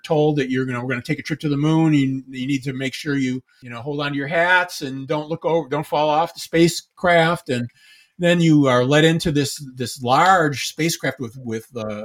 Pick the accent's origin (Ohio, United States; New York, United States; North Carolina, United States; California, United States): New York, United States; Buffalo; I grew up in Buffalo